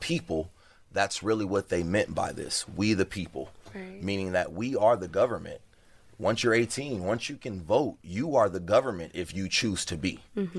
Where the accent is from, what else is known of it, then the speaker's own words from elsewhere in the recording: Compton, California, United States; growing up in Compton, it was always the white boys who came in there and they already had a certain type of mentality.